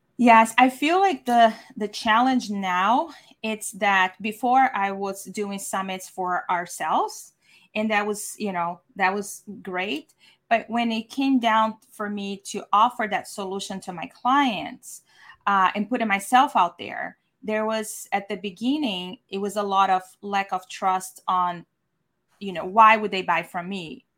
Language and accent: English; Brazil; now in San Diego, United States; I'm from Brazil, former architect